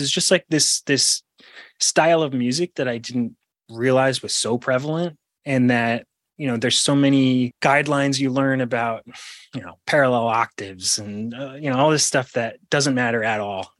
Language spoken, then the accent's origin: English; Rhode Island, United States; I grew up in Rhode Island